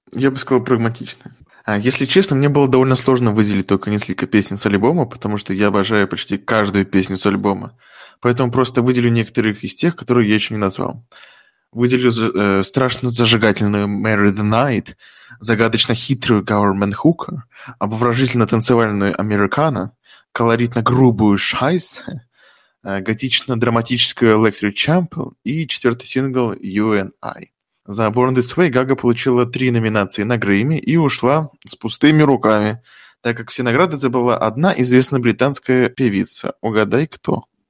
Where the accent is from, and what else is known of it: Tomsk Oblast, Russia; born or raised there